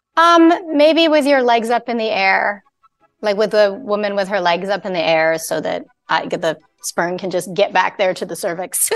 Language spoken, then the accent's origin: English; Canada; I'm Canadian. I'm not American